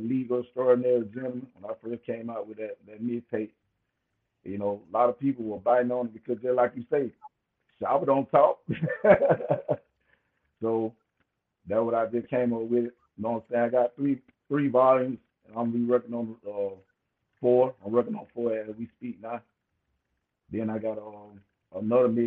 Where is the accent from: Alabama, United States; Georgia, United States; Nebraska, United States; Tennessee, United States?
Georgia, United States; Albany; I'm from Albany, Georgia, man. Georgia boy